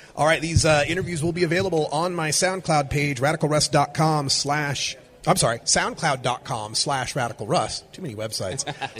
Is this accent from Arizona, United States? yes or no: no; Oregon, United States; my home state of Oregon